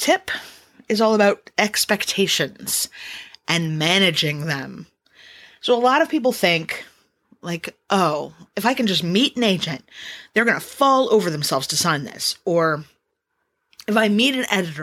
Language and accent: English; Los Angeles, California, United States; moved away; I'm from Los Angeles, so I have family there